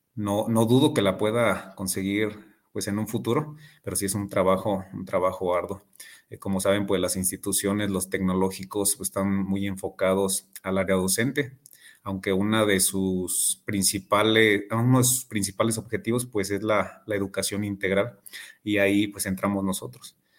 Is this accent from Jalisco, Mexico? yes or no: no; Morelia, Michoacán, Mexico; soy nacido aquí en Morelia. Actualmente tengo 34 años. Eh, soy ingeniero industrial, egresado de, del TEC de Morelia. Ahí, este, ahí hice mi, formación y actualmente pues estoy cursando una, maestría en pedagogía y pues aquí siempre he radicado en, Morelia, Michoacán